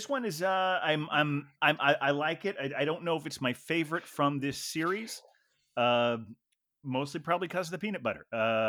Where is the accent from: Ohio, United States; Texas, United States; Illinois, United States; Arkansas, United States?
Ohio, United States; growing up in Ohio